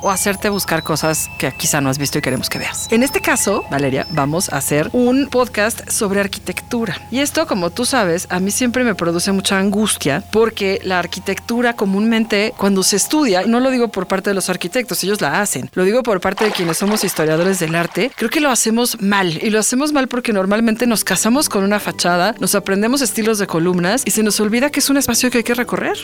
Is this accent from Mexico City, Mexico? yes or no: yes; Mexico City, Mexico; soy muy chilanga